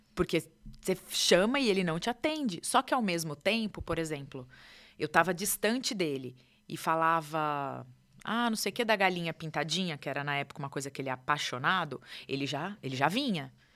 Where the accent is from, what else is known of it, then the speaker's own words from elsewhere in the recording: São Paulo, Brazil; moved away as an adult; now in São José dos Campos, Brazil; eu é sou de São Paulo